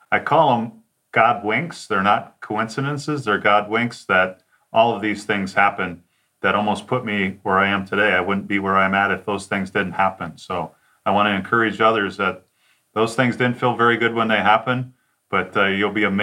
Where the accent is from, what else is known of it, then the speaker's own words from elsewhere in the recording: Detroit, Michigan, United States; also born or lived in Chattanooga, United States / Cincinnati, United States; So myself, I'm from Detroit, then I moved to Chattanooga, and then I lived to uh, live in Cincinnati.